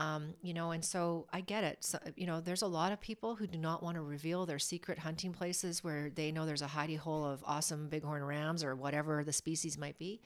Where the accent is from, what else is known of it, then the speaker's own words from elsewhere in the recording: Alberta, Canada; I was born and raised in Alberta, a province in Canada.